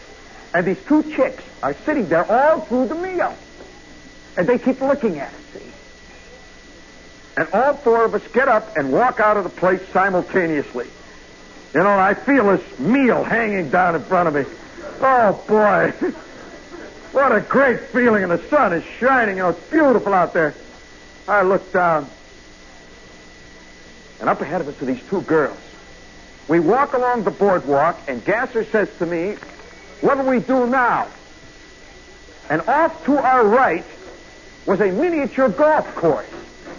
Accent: Chicago, Illinois, United States; And she says, where are you from? I'm from Chicago.

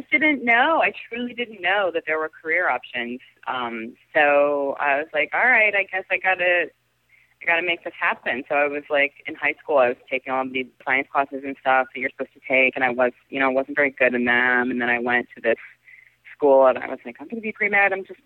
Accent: outside of Pittsburgh, Western Pennsylvania, United States; I was outside of Pittsburgh in Western Pennsylvania in a pretty rural area.

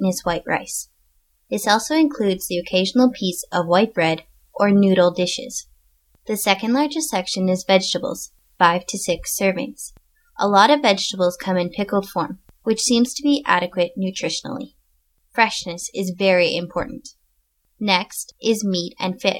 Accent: Canada; moved away as an adult; now in Japan; I'm originally from Canada

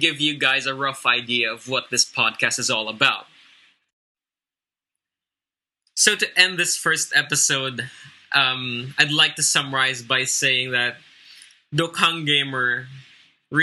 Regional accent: Philippines; I am Filipino, I come from the Philippines

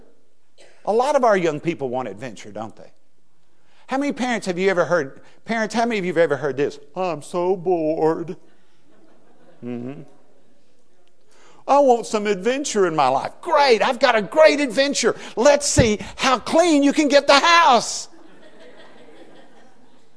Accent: West Texas, United States; moved away; also born or lived in Louisiana; I was raised in West Texas where the ground is flat

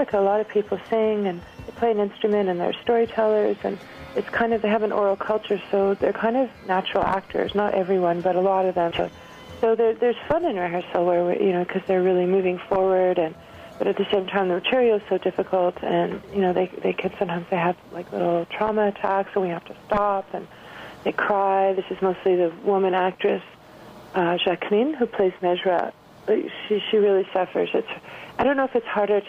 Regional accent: Montreal, Quebec, Canada; growing up in Montreal with a Belgian mom and a French-Canadian

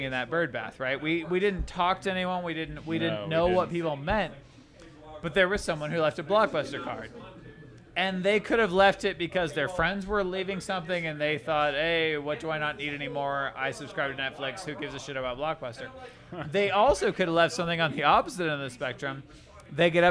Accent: United States; as an American

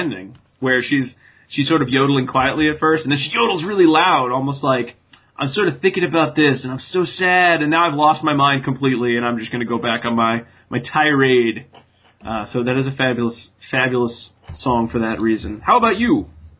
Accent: New England, United States; I mean, I don't sound like I'm from New England and I'm from New England.

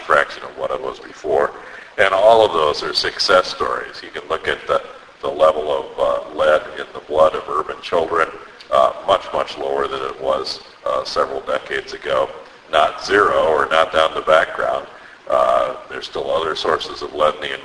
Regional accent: Cleveland, Ohio, United States; I come from Cleveland, the Cuyahoga River in my hometown of Cleveland had caught on fire

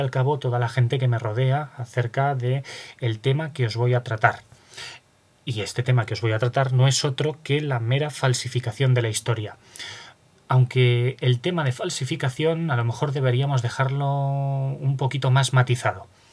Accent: Aragon, Spain; also born or lived in Zaragoza; resido en Zaragoza y por lo tanto soy aragonés

